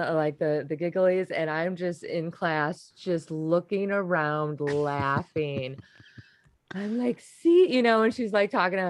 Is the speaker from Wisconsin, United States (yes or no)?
yes; Wisconsin, United States; I'm from Wisconsin